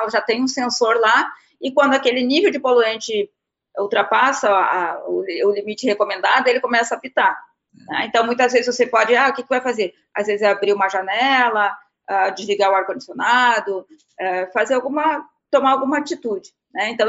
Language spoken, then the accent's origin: Portuguese; South Region, Brazil; eu sou do Sul, e lá no Sul a gente usa muita lenha, mas é por questão eh, cultural e, e também pelo frio